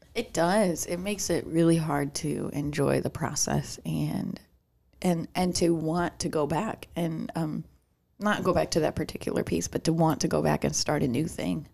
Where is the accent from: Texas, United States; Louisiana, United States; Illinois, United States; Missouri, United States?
Illinois, United States; Chicago; accent: Chicago; I started noticing my Chicago accent